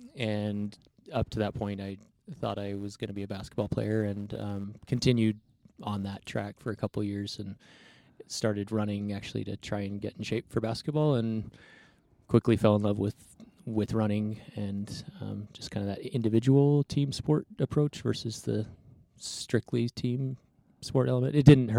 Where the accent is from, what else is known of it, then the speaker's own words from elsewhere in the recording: Texas, United States; also born or lived in New Mexico / Oregon; I was born in the Four Corners area and then grew up kind of on the panhandle of Texas in New Mexico, but right on the border. Then my family moved up to Oregon.